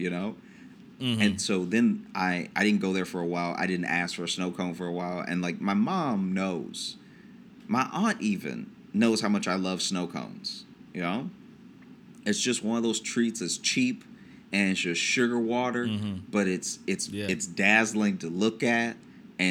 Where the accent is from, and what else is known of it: Peabody, United States; born or raised there